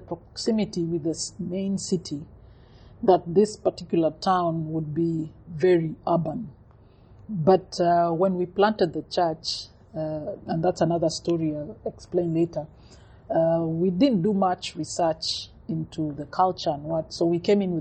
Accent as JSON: {"language": "English", "region": "Nairobi", "country": "Kenya", "tie": "born or raised there", "lives_now": "Thika, Kenya", "said": "I was born in Nairobi, raised in Nairobi."}